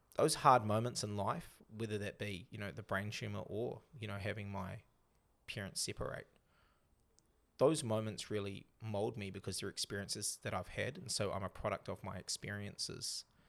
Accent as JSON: {"language": "English", "country": "New Zealand", "also_born_or_lived": "North Sydney, Australia", "said": "I'm back to being the Kiwi I am now."}